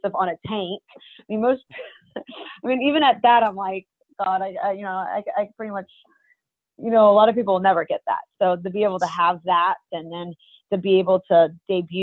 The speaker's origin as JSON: {"language": "English", "country": "Russia", "tie": "born or raised there", "moved": "yes", "said": "I really am Russian. I grew up in Russia and I have my Russian cravings."}